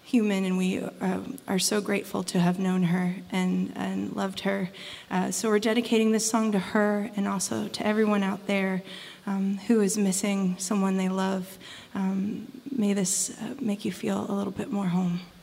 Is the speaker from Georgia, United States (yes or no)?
no; West Virginia, United States; I grew up here in West Virginia